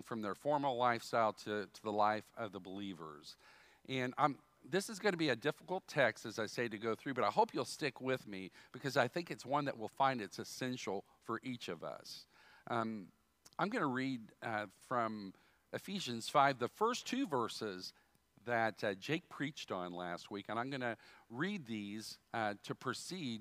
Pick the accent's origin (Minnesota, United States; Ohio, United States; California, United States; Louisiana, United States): Ohio, United States; Dayton; I was born in Dayton, Ohio.